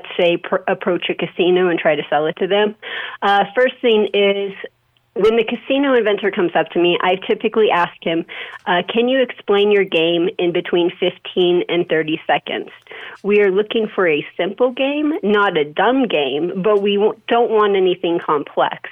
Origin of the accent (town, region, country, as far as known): Las Vegas, Nevada, United States; born or raised there